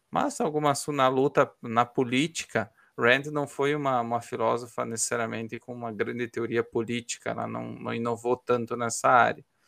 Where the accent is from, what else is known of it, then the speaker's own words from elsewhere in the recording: Ukraine; moved away; eu sou ucraniano